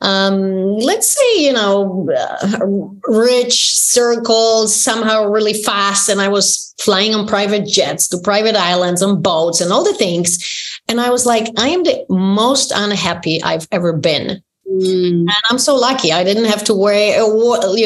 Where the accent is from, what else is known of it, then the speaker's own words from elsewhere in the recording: Poland; moved away; growing up in Poland, in communist country